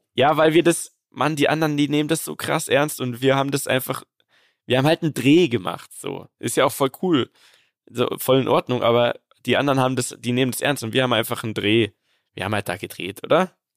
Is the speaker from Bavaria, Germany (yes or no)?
yes; Munich, Bavaria, Germany; ich als Münchner, geborener Münchner